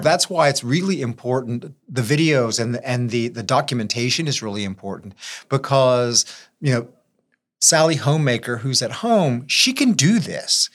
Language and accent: English; Lafayette, Louisiana, United States; I'm, uh, born and raised in Lafayette.